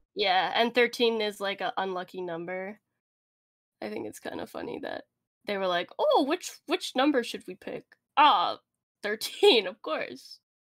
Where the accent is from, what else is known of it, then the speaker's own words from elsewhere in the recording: Canada; We're Canadian